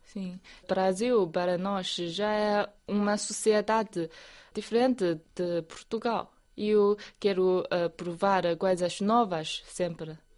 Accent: Ruijin area, Jiangxi, China; moved away; Na minha terra natal tem muitos, uh, muitas colinas, é uma área montanhosa

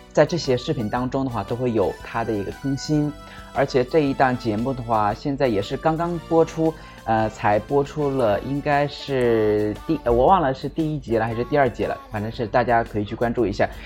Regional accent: Shijiazhuang, Hebei, China; 尤其是我们石家庄的一些人们，也可以来我老家这边来做客嘛

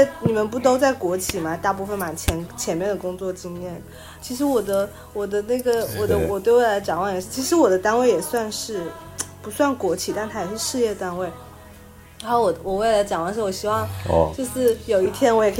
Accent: Hainan, China; 就我就是海南人呢。

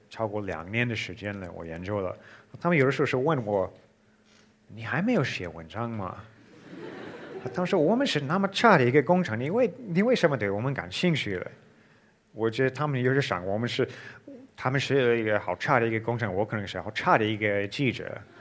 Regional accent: Missouri, United States; Chinese is a second language; moved away as an adult; also born or lived in China; now in Egypt; 我小的时候，我是在密苏里州长大的。呃，密苏里州是在美国的中部，也是一个比较偏僻的一个地方，少地方

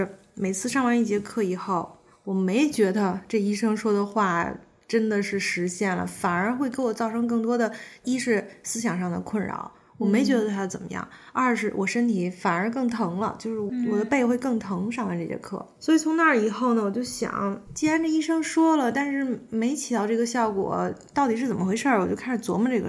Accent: Beijing, China; 在北京，我一直是在北京，我是北京人。

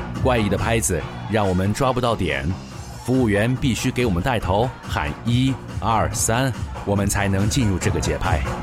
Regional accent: China; 我们来自中国

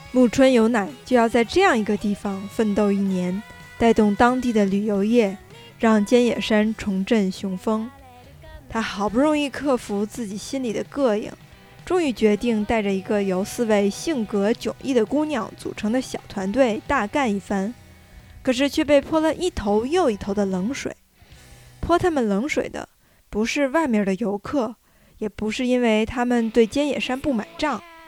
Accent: Beijing, China; 从小就生活在北京，这座真正意义上的历史文化名城，一个国家的政治经济文化中心的我

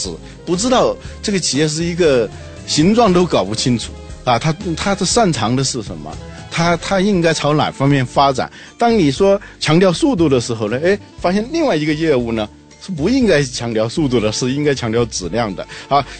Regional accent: Guangzhou, Guangdong, China; 啊，现在我广州人都知道有个万家百货

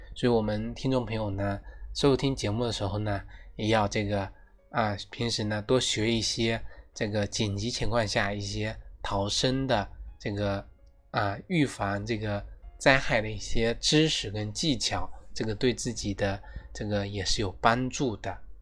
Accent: China; 我们中国人几千年来的一个祖传秘方

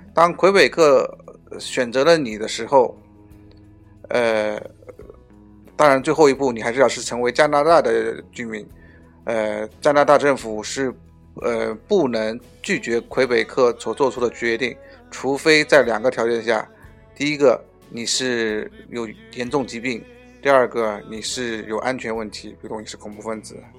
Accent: China; moved away as an adult; 我们中国人

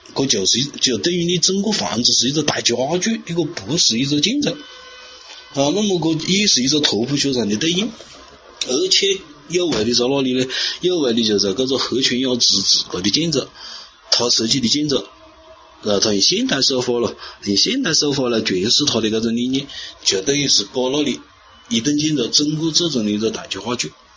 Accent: China; 我们中国人

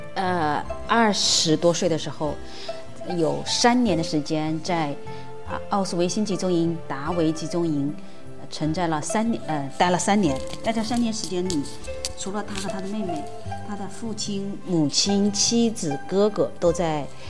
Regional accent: Wuhan, Hubei, China; 湖北武汉人

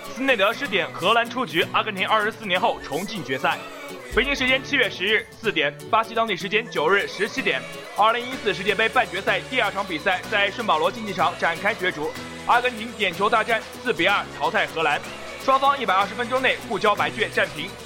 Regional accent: China; 作为一个中国人

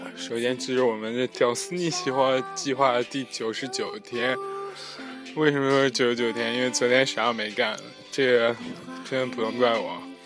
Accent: Henan, China; moved away as an adult; 全国人民都黑我们河南人了

